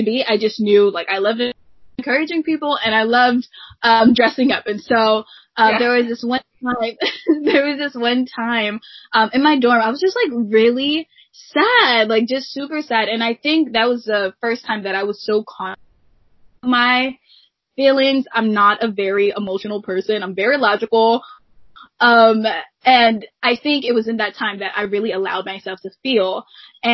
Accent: New Jersey, United States; I was born and raised in New Jersey

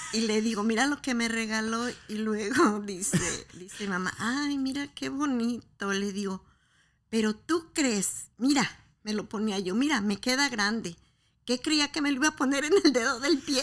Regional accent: Guadalajara, Jalisco, Mexico; soy de Guadalajara

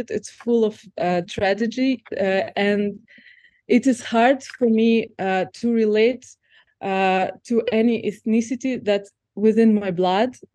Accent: Kazakhstan; I feel more and more connected with uh, Kazakh culture, with my home country.

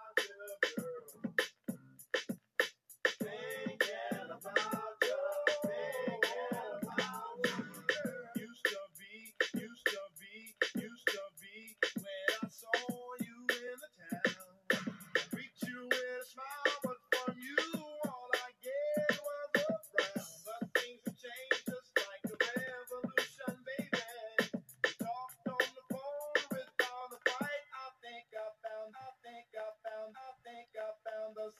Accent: New Orleans, Louisiana, United States; now in Hattiesburg, United States; from New Orleans because that's my hometown.

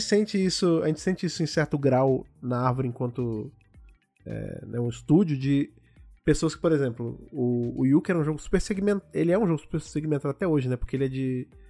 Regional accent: Brazil; a gente, enquanto brasileiro

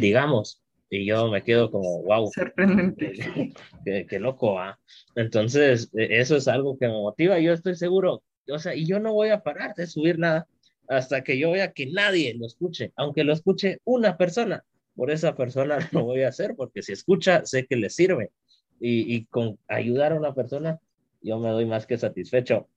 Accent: Guatemala; como guatemaltecos y guatemaltecas

